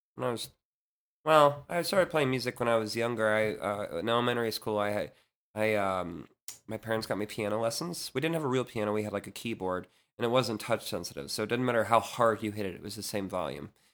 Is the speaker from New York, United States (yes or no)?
no; Leesburg, Virginia, United States; I grew up in Leesburg, Virginia